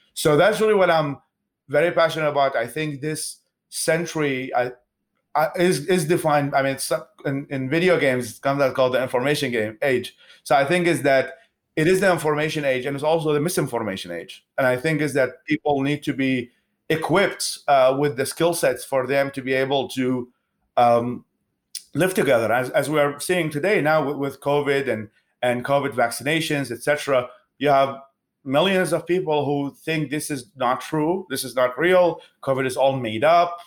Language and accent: English; Baghdad, Baghdad Governorate, Iraq; English is a second language; moved away as an adult; also born or lived in Babylon, Iraq; now in United States; I'm originally from uh, Babylon in Iraq, and I was raised in Baghdad in the capital city